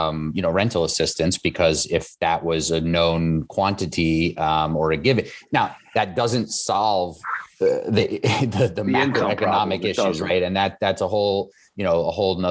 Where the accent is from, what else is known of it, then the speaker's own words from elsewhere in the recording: New York City, New York, United States; I live along Coney Island Boulevard and I grew up in Flushing and Whitestone